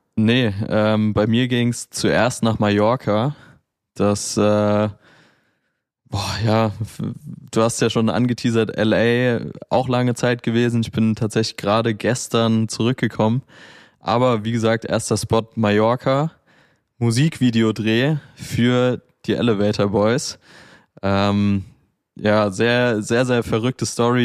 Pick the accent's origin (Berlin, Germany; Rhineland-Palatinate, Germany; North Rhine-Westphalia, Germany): Rhineland-Palatinate, Germany; Mainz; in meiner Heimatstadt Mainz.